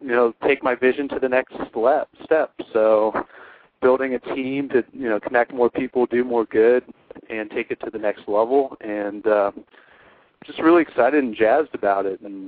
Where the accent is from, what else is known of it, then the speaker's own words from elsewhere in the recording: Ohio, United States; I'm from Ohio